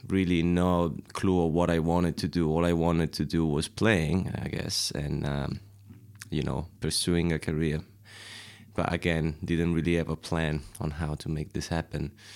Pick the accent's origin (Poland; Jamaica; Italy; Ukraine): Italy; Civitanova Marche, Marche; English is a second language; moved away as an adult; now in London, United Kingdom; I'm from um, a place called Civitanova Marche, which is a, uh, just a very small uh, city in uh, east uh, central east part of Italy, on the coast. Pretty, very pretty place. And I uh, grew up there